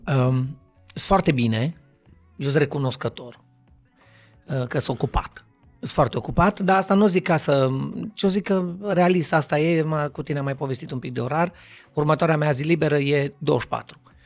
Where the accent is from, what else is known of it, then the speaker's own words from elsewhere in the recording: Cluj-Napoca, Cluj County, Romania; sunt actor din Cluj, născut, crescut, familie tot